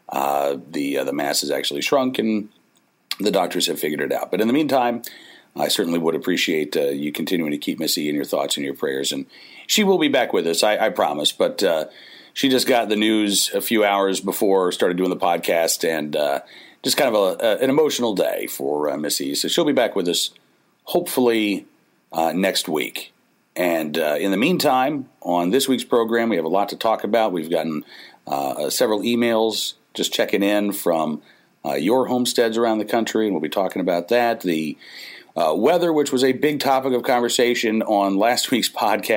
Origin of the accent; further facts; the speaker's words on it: Oklahoma, United States; moved away as an adult; now in Farmville, United States; growing up in Oklahoma